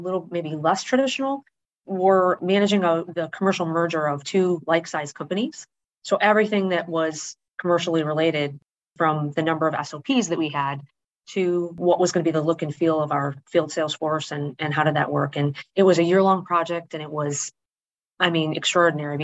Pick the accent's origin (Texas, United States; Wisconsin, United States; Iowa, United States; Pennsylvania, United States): Wisconsin, United States; moved away as an adult; also born or lived in Indianapolis, Indiana; growing up in Wisconsin